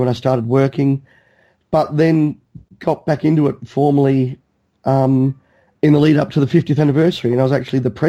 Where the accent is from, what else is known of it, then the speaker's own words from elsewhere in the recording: Australia; growing up in Australia